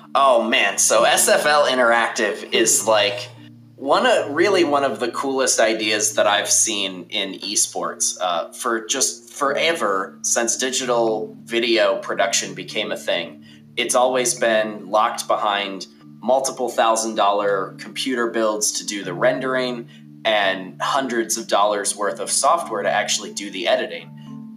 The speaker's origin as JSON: {"language": "English", "region": "Wisconsin", "country": "United States", "tie": "born or raised there", "moved": "as an adult", "lives_now": "Alabama, United States", "said": "I grew up in Wisconsin, but then I joined the military, and I've kind of been bounced around since then. I'm in Alabama now"}